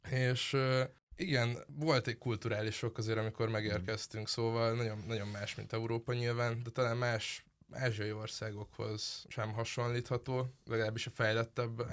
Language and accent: Hungarian; Pécs, Baranya, Hungary; moved away; én Pécsi vagyok